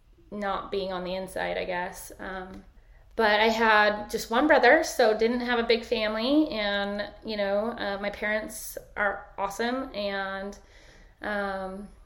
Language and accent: English; Sandy, Utah, United States; moved away as an adult; I grew up in Sandy, Utah